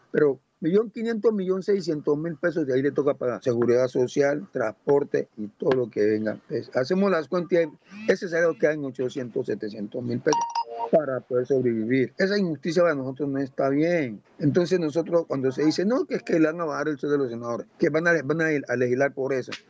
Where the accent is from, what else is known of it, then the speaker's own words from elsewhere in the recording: Buenaventura, Valle del Cauca, Colombia; also born or lived in Guapi; Nací en un municipio del departamento del Cauca, Guapi. Allá nací, pero igualmente me crié aquí en Buenaventura, exactamente entre Pueblo Nuevo y el barrio del Bosque, ¿no?